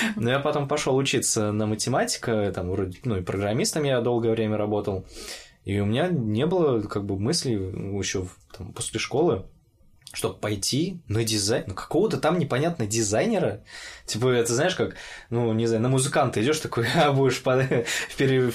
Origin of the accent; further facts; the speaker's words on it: Orenburg, Orenburg Oblast, Russia; moved away as an adult; also born or lived in Moscow; когда я учился в Оренбурге